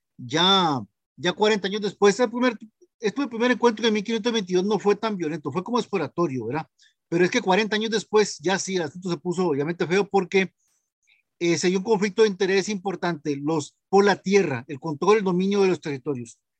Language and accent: Spanish; Santa Ana, San José, Costa Rica; soy de Santana